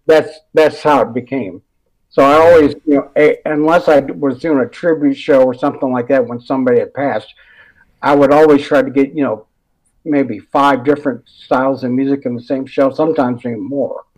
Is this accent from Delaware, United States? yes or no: no; Detroit, Michigan, United States; I was from Metro Detroit